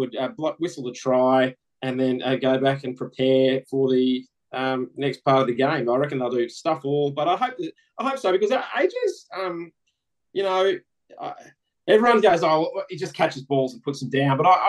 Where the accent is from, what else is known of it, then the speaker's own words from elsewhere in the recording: Queensland, Australia; As a Queenslander